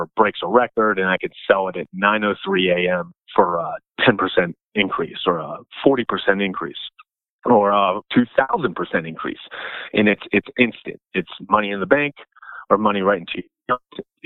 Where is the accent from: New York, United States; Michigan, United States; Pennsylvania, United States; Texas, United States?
Pennsylvania, United States; Pittsburgh; I'm from the Pittsburgh area as well